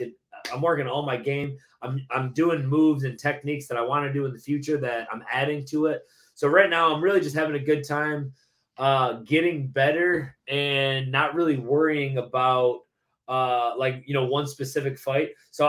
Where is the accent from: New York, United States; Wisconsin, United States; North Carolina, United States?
New York, United States; Lewiston; now in Tampa, United States; I grew up in Lewiston, which is like Buffalo, New York.